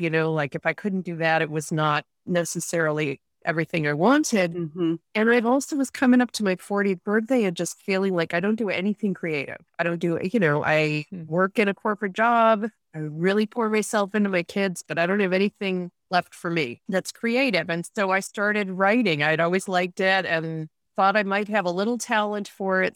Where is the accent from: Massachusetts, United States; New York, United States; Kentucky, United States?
New York, United States; Rochester; moved away as an adult; also born or lived in Vienna / Munich; I started off from a really young age growing up in Rochester, New York